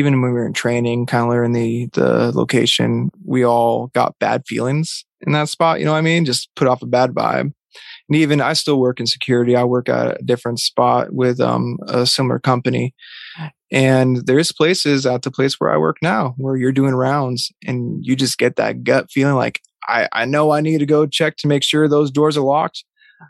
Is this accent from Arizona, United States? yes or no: no; Vermont, United States; I grew up in Vermont